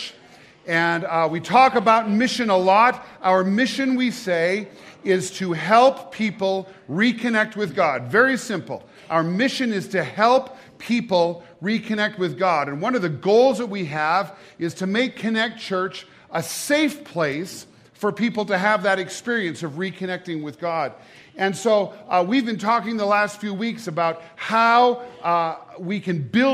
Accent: Great Falls, Montana, United States; now in Gallatin Valley, United States; I was born and raised in Great Falls

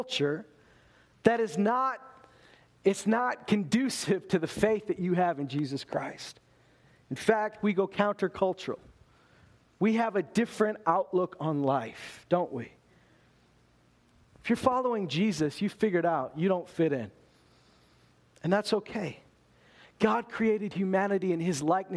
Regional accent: Loon Lake, Saskatchewan, Canada; also born or lived in Lloydminster, Alberta; I've lived every day of my life in Canada. I was born in Meadow Lake, Saskatchewan. Grew up in Loon Lake, Saskatchewan and Lloydminster, Alberta.

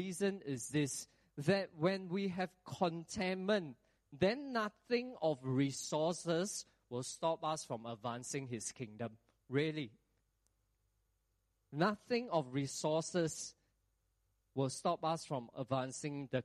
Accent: Singapore; we as Singaporean

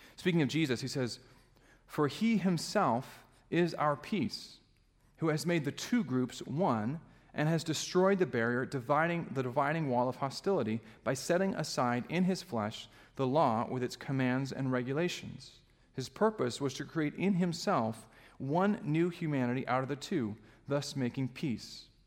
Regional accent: Alaska, United States; now in Michigan, United States; I grew up in Alaska

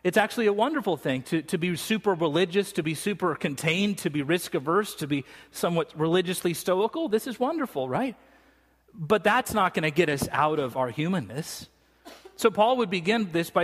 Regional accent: United States; I'm from America.

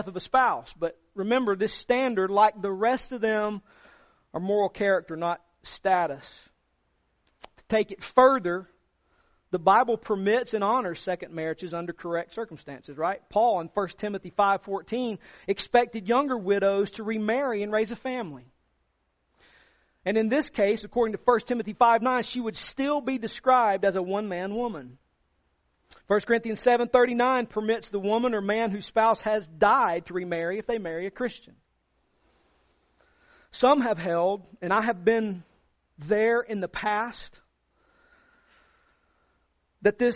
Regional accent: the South, United States; All of us growing up in the South

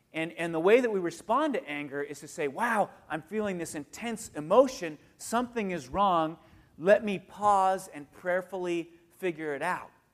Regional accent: United States; I'm an American

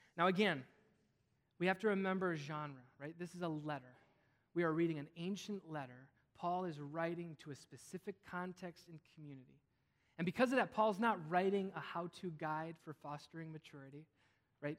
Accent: Wisconsin, United States; I grew up in Wisconsin

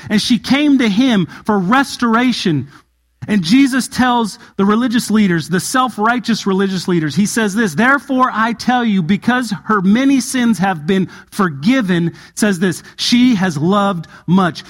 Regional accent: Southern California, United States; moved away; I come from Southern California and I lived in an area called the high desert

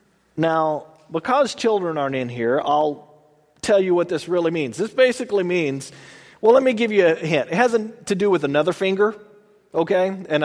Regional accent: Texas, United States; I'm from Texas. We slur everything together. I've been out here long enough that it's slowly kind of going away, sort of.

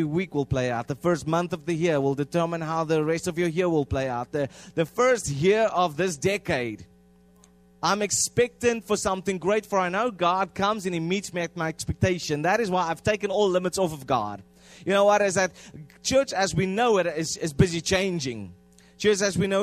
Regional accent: South Africa; first language Afrikaans; English is a second language; moved away; we come from South Africa, and then we come and we manipulate our language

